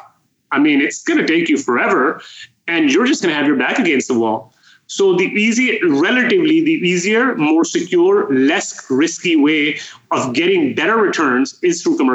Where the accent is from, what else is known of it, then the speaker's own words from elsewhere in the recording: Canada; moved away as an adult; also born or lived in Toronto, Canada / Calgary, Canada; now in Texas, United States; I'm a Canadian expat, as you guys mentioned, living in Texas